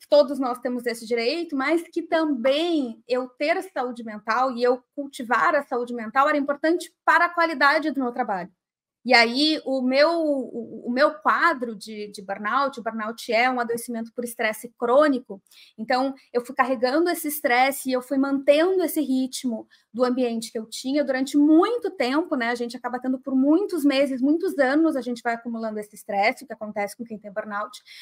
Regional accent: Porto Alegre, Rio Grande do Sul, Brazil; de Porto Alegre, que é a minha cidade natal

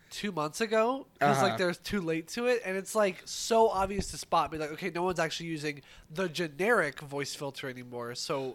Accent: United States; Yeah. I am American.

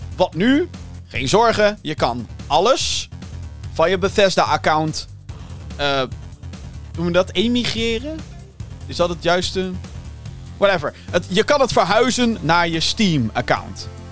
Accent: Netherlands; Ik blijf wel een Hollander

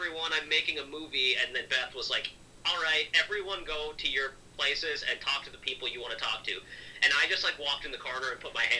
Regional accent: Minnesota, United States; I'm from Minnesota

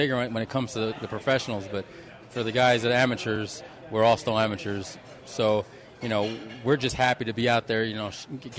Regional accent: New York, United States; now in Las Vegas, United States; my father's Italian. So, growing up in New York

